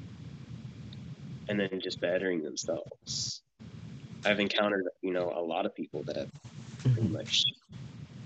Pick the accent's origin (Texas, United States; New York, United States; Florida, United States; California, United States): Texas, United States; Houston; moved away as an adult; I'm from Houston, Texas.